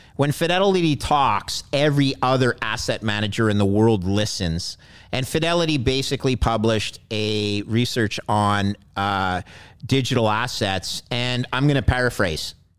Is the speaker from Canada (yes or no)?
yes; Montreal, Quebec, Canada; I grew up in Montreal